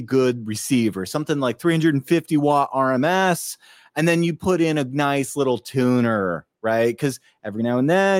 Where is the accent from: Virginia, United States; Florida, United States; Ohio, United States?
Virginia, United States; I grew up in Virginia.